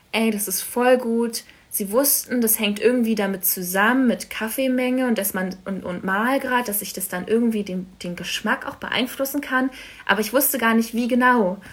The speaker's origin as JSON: {"language": "German", "region": "Berlin", "country": "Germany", "tie": "born or raised there", "also_born_or_lived": "Stuttgart / Cologne", "moved": "as an adult", "said": "ich komme aus Berlin ursprünglich, bin da aufgewachsen"}